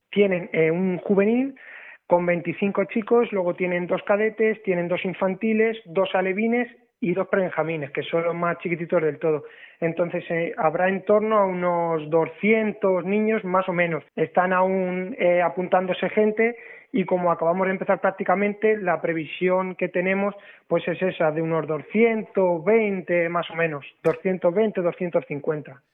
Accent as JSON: {"language": "Spanish", "town": "Alcázar de San Juan", "region": "Castilla-La Mancha", "country": "Spain", "tie": "born or raised there", "moved": "as an adult", "lives_now": "Lanzarote, Spain", "said": "yo quiero mucho mi pueblo, Alcázar de San Juan"}